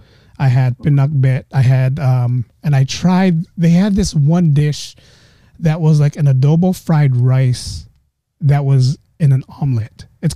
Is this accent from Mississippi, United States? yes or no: no; San Francisco, California, United States; I grew up in San Francisco. I grew up in a pretty bad neighborhood back then.